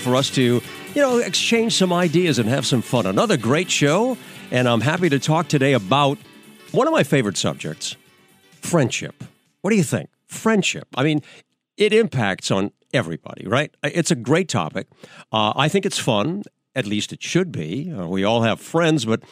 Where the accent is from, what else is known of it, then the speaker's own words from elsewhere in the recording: New Hampshire, United States; back in my hometown in New Hampshire, I was 16 years old.